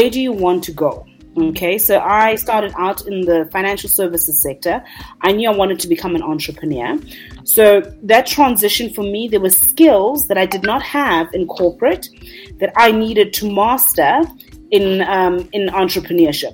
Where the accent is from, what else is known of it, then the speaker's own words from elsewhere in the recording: South Africa; I'm a South African-born career coach